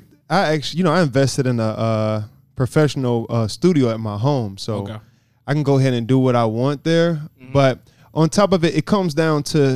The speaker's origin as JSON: {"language": "English", "town": "Humble", "region": "Texas", "country": "United States", "tie": "born or raised there", "said": "I grew up on 93rd in Prince."}